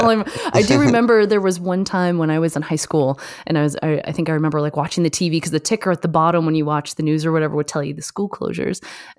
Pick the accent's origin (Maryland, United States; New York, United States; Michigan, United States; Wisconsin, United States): Michigan, United States; also born or lived in Canada; I grew up in Michigan and Canada. So like in that area, that you definitely get the seasons and all that.